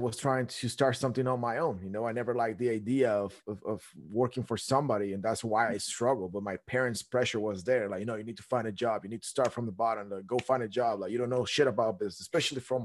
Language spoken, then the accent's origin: English; Guatemala; moved away as an adult; now in United States; I was born and raised in Guatemala. I moved to the States